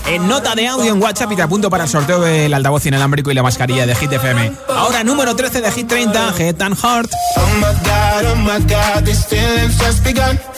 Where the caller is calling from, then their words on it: Seville, Andalusia, Spain; de Sevilla